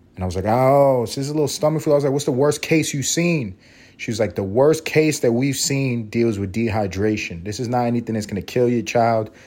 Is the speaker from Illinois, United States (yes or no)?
no; New York City, New York, United States; I'm from Harlem